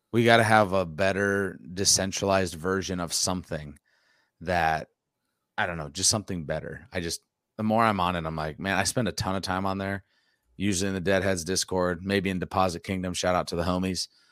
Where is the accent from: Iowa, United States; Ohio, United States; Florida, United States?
Iowa, United States; near Dyersville; I grew up, like, basically twelve minutes from there